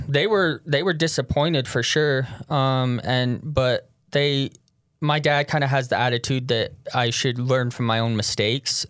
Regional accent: Tooele, Utah, United States; moved away as an adult; also born or lived in St. George, Utah; I'm from Tooele, Utah.

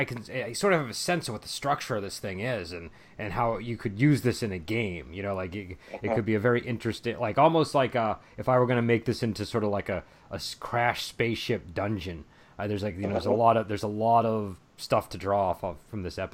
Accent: United States; as an American

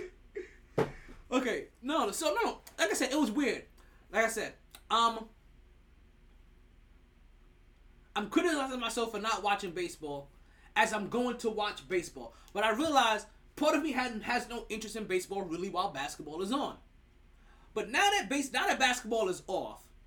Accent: New York, United States; I'm a New Yorker

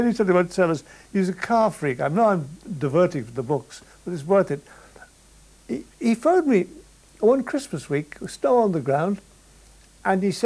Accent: Ireland; I'm an Irishman

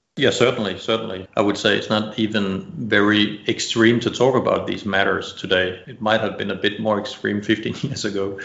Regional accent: Denmark; moved away as an adult; now in Bali, Indonesia; I'm originally from Denmark

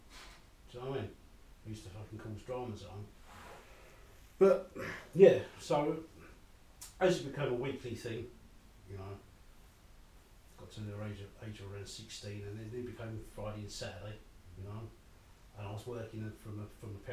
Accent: London, United Kingdom; I grew up in the early 70s in East London, and I'm a person of colour, right, you know, an Asian guy growing up in East London

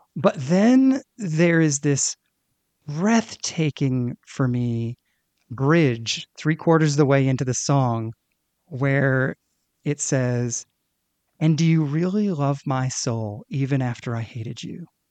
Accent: Northeast, United States; I grew up in the Northeast

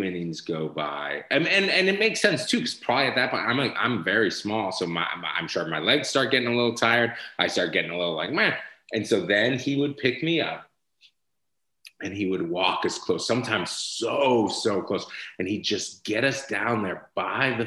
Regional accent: Boston, Massachusetts, United States; moved away; also born or lived in San Francisco; I grew up in Boston

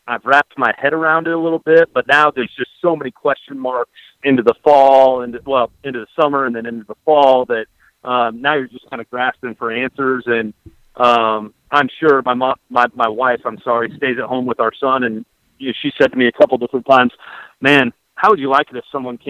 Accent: Iowa, United States; now in Oxford, United States; I grew up in Iowa

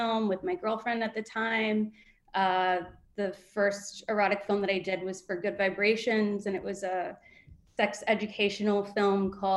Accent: Southern Ohio, United States; moved away; I grew up in Southern Ohio, very conservative background

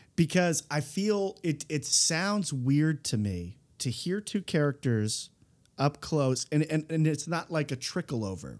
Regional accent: East Coast, United States; I'm an East Coaster

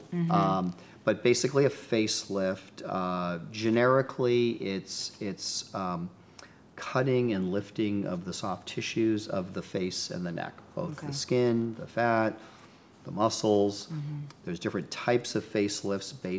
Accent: Boston, Massachusetts, United States; moved away as an adult; also born or lived in New Hampshire / New York City / Los Angeles; now in Pasadena, United States; Yes, I'm from Boston. I grew up in New England

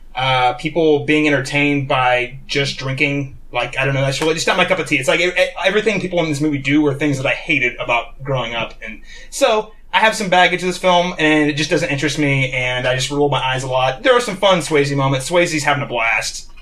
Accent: Connersville, Indiana, United States; born or raised there; moved away

